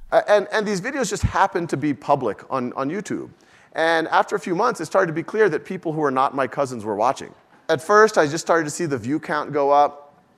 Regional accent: New Orleans, Louisiana, United States; moved away as an adult; also born or lived in Boston / Mountain View; I was born and raised in New Orleans

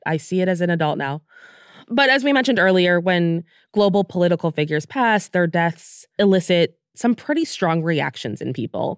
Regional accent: United States; we're from the United States

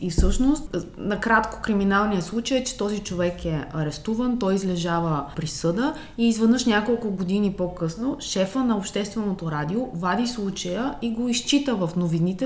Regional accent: Varna, Varna Province, Bulgaria; моя роден град Варна

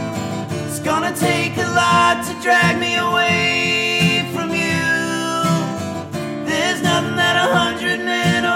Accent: the South, United States; in the South, we say gonna instead of going to.

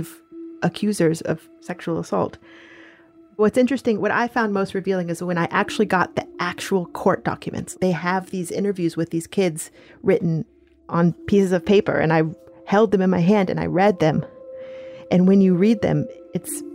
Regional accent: Stuart, Florida, United States; my hometown

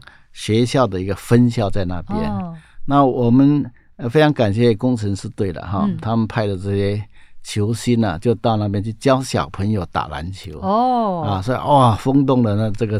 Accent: Taiwan; accent: Hailu Hakka; 刚好就是我们家乡讲的话。

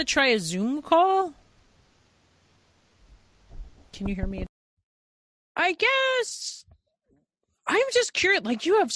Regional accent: Long Island, New York, United States; I am from Long Island originally

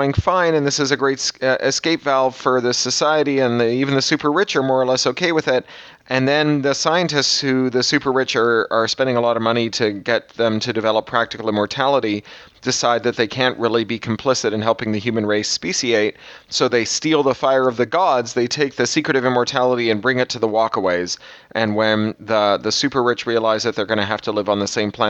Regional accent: Canada; I'm a Canadian

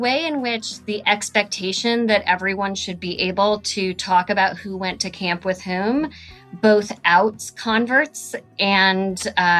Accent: Flagstaff, Arizona, United States; So when I tell people that I'm originally from Arizona, they'll say, oh, there's not a big Jewish population in Flagstaff, is there?

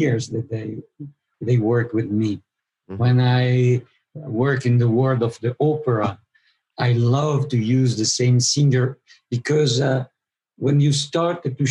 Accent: Italian part of Switzerland, Italian-speaking Switzerland, Switzerland; also born or lived in Mexico; I am from Switzerland, but from the Italian part of Switzerland.

